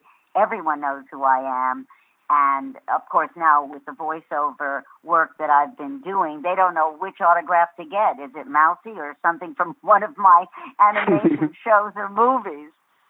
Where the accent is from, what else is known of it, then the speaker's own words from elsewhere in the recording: New York, United States; I was born in New York, and as I like to say, I was born in a trunk.